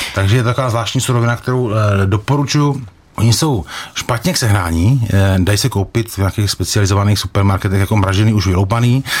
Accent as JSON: {"language": "Czech", "town": "Jaroměř", "region": "Hradec Králové Region", "country": "Czechia", "tie": "born or raised there", "said": "když jsem chodil jako kluk do školy v Jaroměři"}